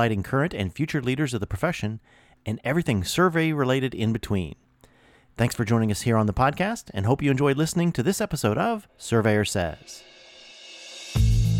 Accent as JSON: {"language": "English", "region": "Midwest", "country": "United States", "said": "I'm from the Midwest"}